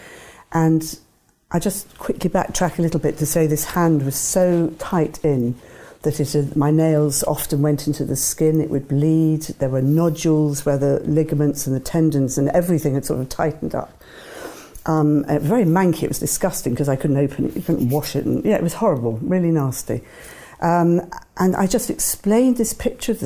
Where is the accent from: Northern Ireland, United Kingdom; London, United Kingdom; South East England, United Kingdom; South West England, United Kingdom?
South West England, United Kingdom; Devon; when I was a child growing up in Devon